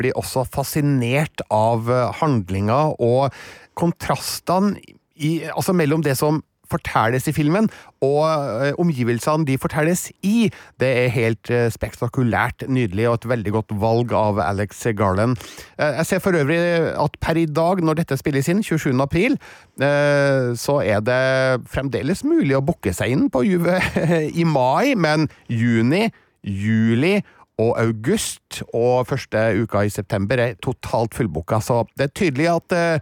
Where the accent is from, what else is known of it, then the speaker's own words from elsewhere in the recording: Trøndelag, Norway; som trønder